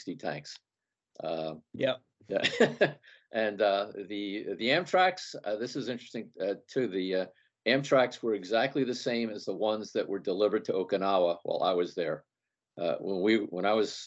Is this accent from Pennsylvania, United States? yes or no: yes; Philadelphia, Pennsylvania, United States; I'm from the Philadelphia area